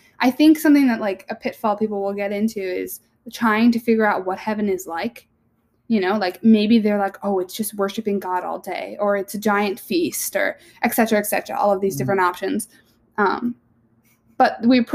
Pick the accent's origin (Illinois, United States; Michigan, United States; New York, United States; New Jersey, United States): New Jersey, United States; We're from Jersey